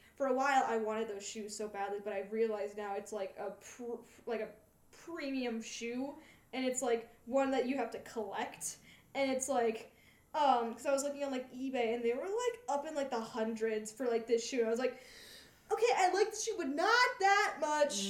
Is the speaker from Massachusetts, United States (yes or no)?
yes; Malden, Massachusetts, United States; the most notable thing about my hometown, which no one talks about, um, is it was the birthplace and founding place of Converse